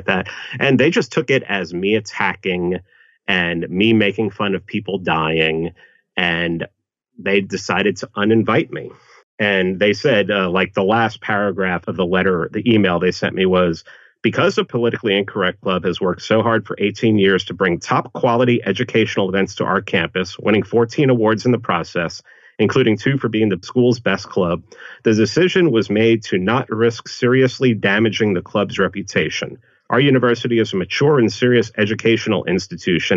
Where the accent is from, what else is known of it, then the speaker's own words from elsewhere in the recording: New York City, New York, United States; growing up in the Bronx